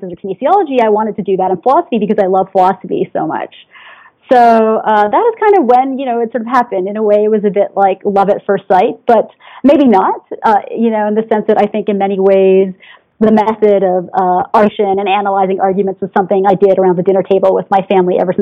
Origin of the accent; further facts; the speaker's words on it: Canada; I'm Canadian